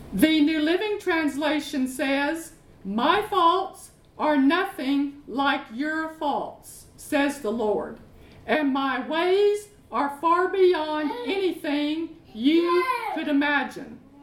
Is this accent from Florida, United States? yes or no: no; Arkansas, United States; moved away as an adult; now in London, United Kingdom; I'm from Arkansas